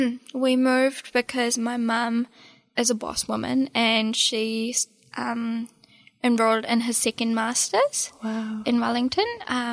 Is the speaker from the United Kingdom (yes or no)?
no; India; moved away; I'm still Indian. Yeah, 100%. Yeah. It's really weird with my accent, and I don't quite know when and how and why I changed this much. People often don't realize that I'm actually an immigrant.